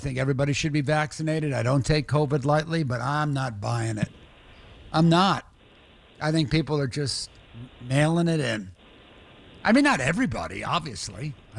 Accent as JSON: {"language": "English", "region": "New York", "country": "United States", "tie": "born or raised there", "also_born_or_lived": "Boston / Miami", "moved": "yes", "said": "I'm not a Bostonian. I'm not. I grew up in New York."}